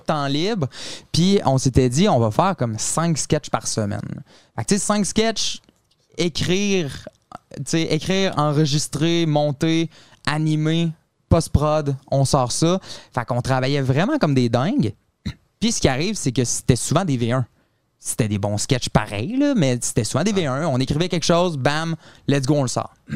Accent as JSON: {"language": "French", "town": "Quebec City", "region": "Quebec", "country": "Canada", "said": "Mais non, nous, on vient euh, de Québec. On vient de la ville de Québec"}